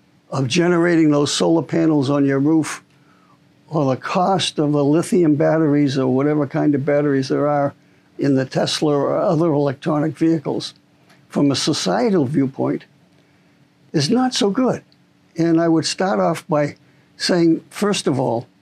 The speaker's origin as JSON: {"language": "English", "town": "Boston", "region": "Massachusetts", "country": "United States", "moved": "yes", "said": "I'm originally from Boston"}